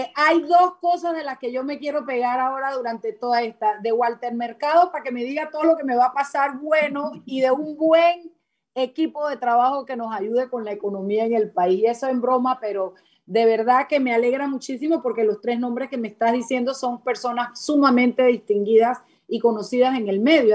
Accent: Chiriquí, Panama; yo soy panameña, tengo doble nacionalidad chiricana y panameña

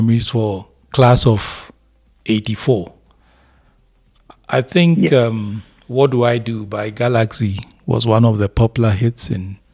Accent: Apam, Central Region, Ghana; That's my hometown.

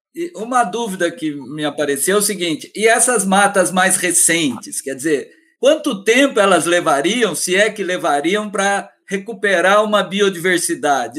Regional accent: Minas Gerais, Brazil; moved away; Eu venho de Minas Gerais

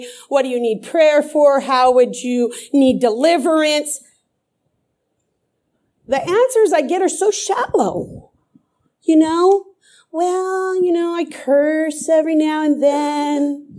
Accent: Croatia; But I'm from Croatia, so we're so blessed to have them.

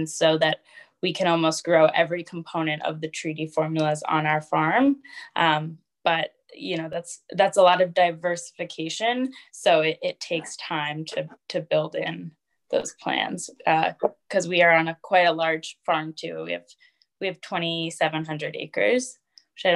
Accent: the Berkshires, Western Massachusetts, United States; I grew up in Western Massachusetts in an area called the Berkshires

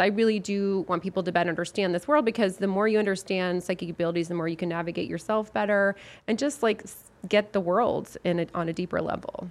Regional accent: Lafayette, Colorado, United States; from my hometown, Lafayette, Colorado

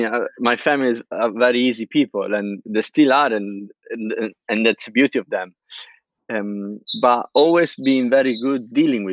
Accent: Pisa, Tuscany, Italy; English is a second language; moved away as an adult; now in London, United Kingdom; I'm from Pisa, a very small city in the heart of Tuscany

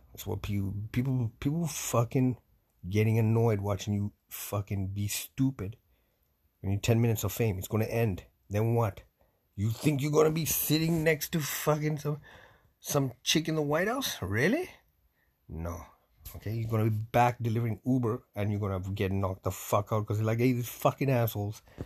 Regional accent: Canada

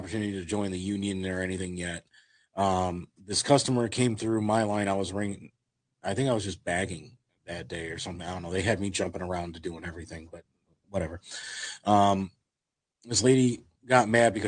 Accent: Maple Heights, Ohio, United States; I grew up in Maple Heights. I grew up in Garfield Heights.

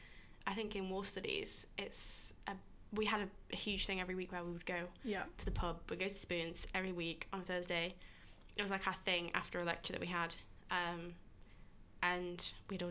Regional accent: Yorkshire and the Humber, United Kingdom; I'm from Yorkshire

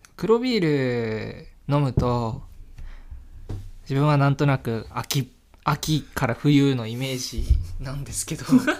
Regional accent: Hokkaido, Japan; moved away; 私の生まれ育った地でうんあの北海道生まれなんですけど

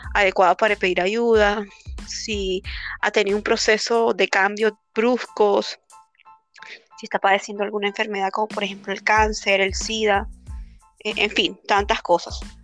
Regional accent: Colombia; now in Peru; nosotros somos colombianas

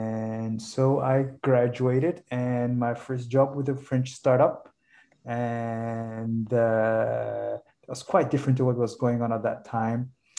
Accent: Somalia; So I'm from Somalia, but I studied abroad for most of my life. And I come from a family of business and entrepreneurs in Somalia.

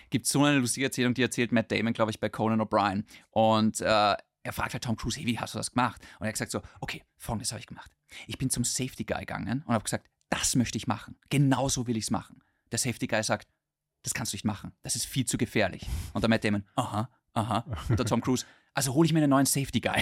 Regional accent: Austria; bei uns in Österreich

